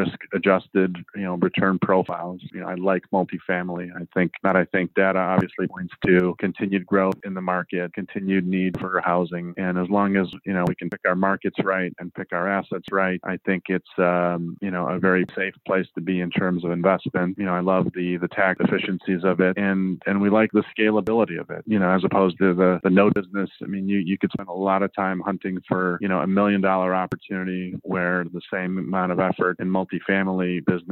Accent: Chicago, Illinois, United States; moved away as an adult; also born or lived in Southwest Colorado; I moved out to Southwest Colorado. I'm from Chicago

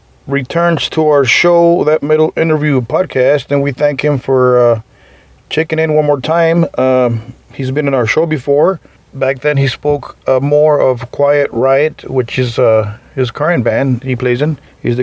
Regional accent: Eagle Pass, Texas, United States; they're going to hit my hometown of Eagle Pass, Texas on Thursday, May 20th.

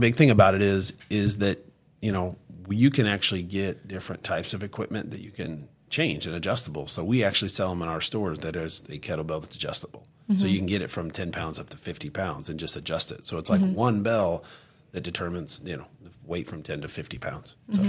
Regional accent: Branson, Missouri, United States; Obviously, like I said, I grew up in Branson too. So, like, we have buffets everywhere.

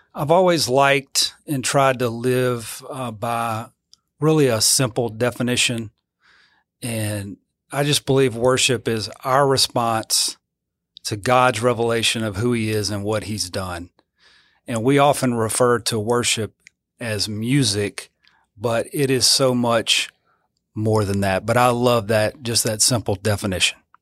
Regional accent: Zachary, Louisiana, United States; also born or lived in Eunice, Louisiana; I grew up, uh, in Zachary, Louisiana

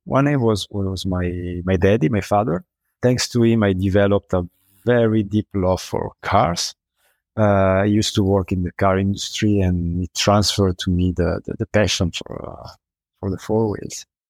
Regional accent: Milan, Lombardy, Italy; I'm from Milan

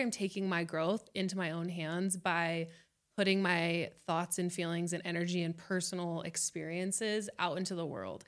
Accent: Las Vegas, Nevada, United States; moved away as an adult; now in Salt Lake City, United States; I was born and raised in Las Vegas.

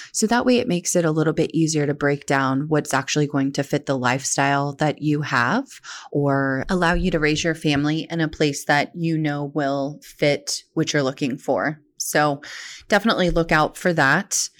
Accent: Oklahoma, United States; moved away as an adult; now in Central Ohio, United States; I was born and raised in Oklahoma

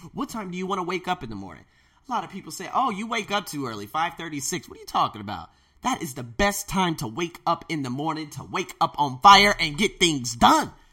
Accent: United States; moved away as an adult; now in Thailand; I was born in America

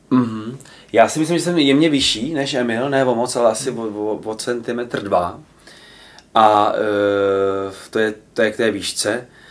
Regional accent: Plzeň, Plzeň Region, Czechia; now in Prague, Czechia; já jsem z Plzně

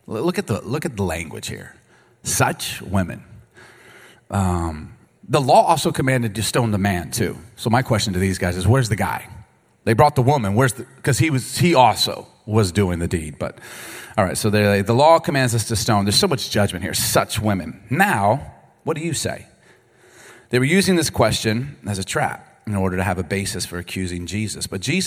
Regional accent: Baltimore, Maryland, United States; also born or lived in Chicago; I grew up in Baltimore and Chicago, and so if you don't curse, you're going to get beat up.

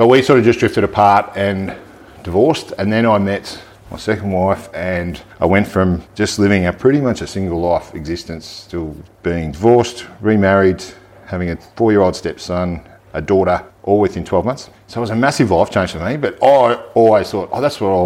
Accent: Macedon, Victoria, Australia; now in Buninyong, Australia; I grew up in Macedon, Riddles Creek area and went to primary school, high school through there

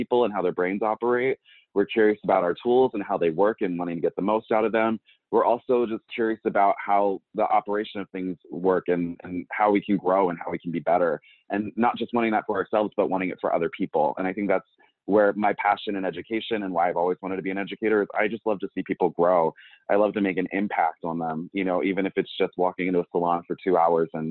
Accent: York, Pennsylvania, United States; moved away; also born or lived in Pittsburgh / Georgia; I'm from York, Pennsylvania. I've kind of bounced around. I've lived out in Pittsburgh. I've lived down in Georgia for a little period of time

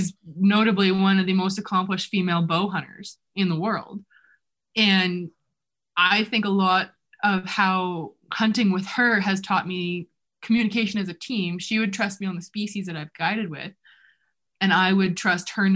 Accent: Canada; also born or lived in New Zealand; growing up in Canada

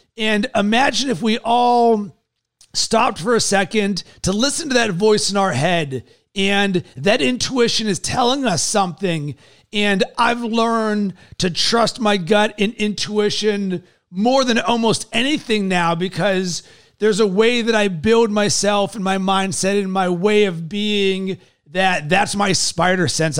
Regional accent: Pittsburgh, Pennsylvania, United States; born or raised there

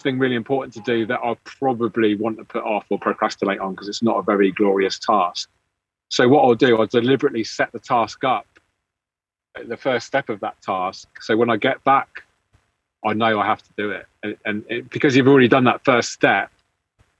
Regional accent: England, United Kingdom; being English

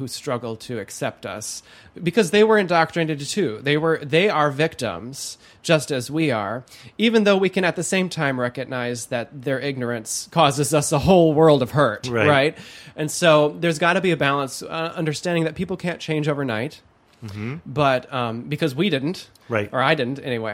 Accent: Holland, Michigan, United States; I was raised in Holland, Michigan, one of the most conservative counties in the United States

